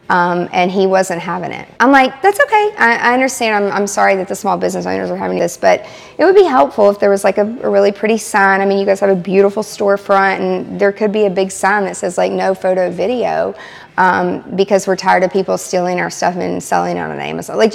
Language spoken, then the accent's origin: English; Lebanon, Tennessee, United States; from Lebanon, Tennessee.